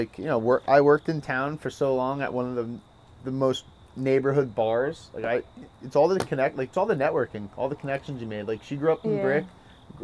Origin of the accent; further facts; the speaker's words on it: Point Pleasant, New Jersey, United States; I grew up in town. Like, I rode my bike everywhere.